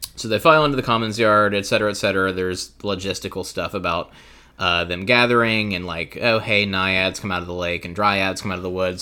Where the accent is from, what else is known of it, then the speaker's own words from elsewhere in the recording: the South, United States; I grew up in the South